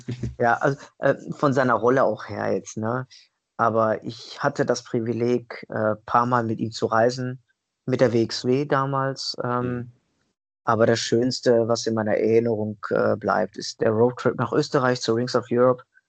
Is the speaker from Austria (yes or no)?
no; Italy; ich bin ja Italiener, durch und durch